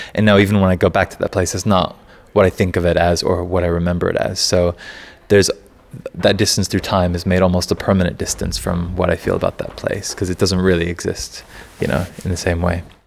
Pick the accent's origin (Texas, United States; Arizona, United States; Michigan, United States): Texas, United States; moved away; I left where I grew up in Texas 13 years ago